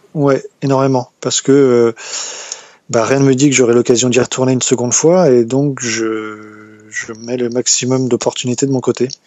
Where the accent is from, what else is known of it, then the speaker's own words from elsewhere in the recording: Brittany, France; je suis de Bretagne, dans le Morbihan